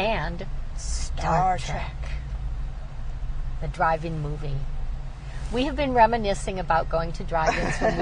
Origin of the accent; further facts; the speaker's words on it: Midwest, United States; growing up in the Midwest